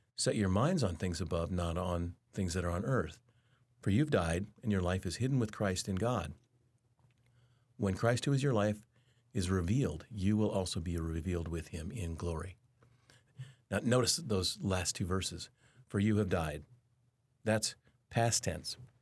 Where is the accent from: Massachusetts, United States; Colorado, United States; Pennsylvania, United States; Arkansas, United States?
Colorado, United States; Denver; I grew up in Denver.